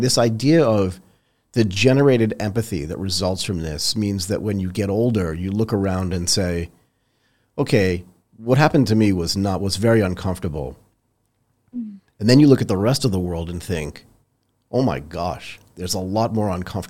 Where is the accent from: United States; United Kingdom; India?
United States; her mother's Japanese, I'm American, and we grew up in Tokyo and Thailand.